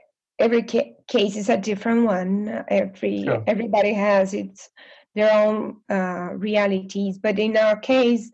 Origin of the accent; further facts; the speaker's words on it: North Region, Brazil; English is a second language; moved away as an adult; also born or lived in Campinas, Brazil; now in Houston, United States; So I am from Brazil, from the north of Brazil. I was born and raised there.